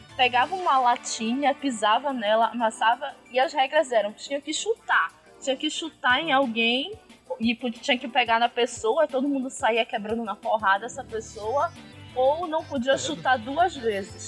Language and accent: Portuguese; North Region, Brazil